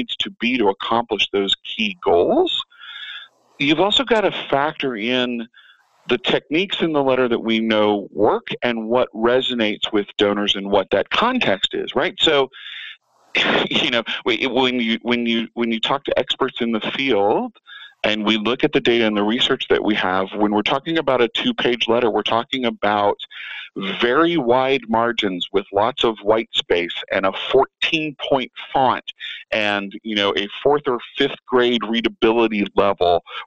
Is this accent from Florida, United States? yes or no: no; Atlanta, Georgia, United States; moved away as an adult; now in Las Vegas, United States; I'm originally from Atlanta. I moved to Vegas in 2002